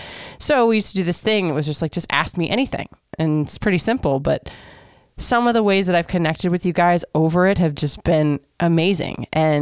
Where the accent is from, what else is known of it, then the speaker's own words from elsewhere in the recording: Florida, United States; moved away as an adult; also born or lived in Michigan; So first of all, I grew up in Florida, so I knew nothing of snow.